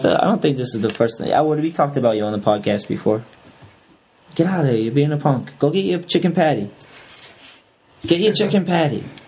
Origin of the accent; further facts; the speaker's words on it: New Bedford, Massachusetts, United States; also born or lived in New Hampshire; I grew up in New Bedford, that area